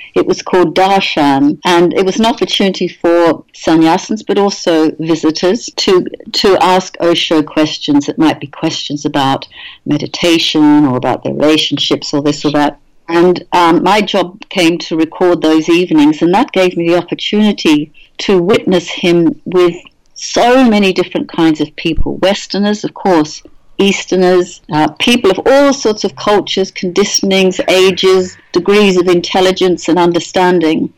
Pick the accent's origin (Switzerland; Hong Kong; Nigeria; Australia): Australia; now in England, United Kingdom; I'm actually Australian born.